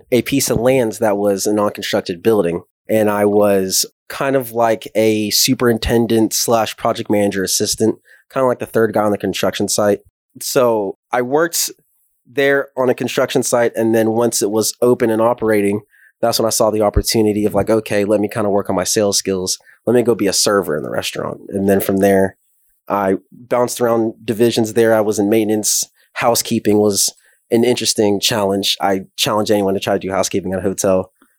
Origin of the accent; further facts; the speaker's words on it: Arlington, Texas, United States; moved away as an adult; also born or lived in Fayetteville, Arkansas; From Arlington, born and raised.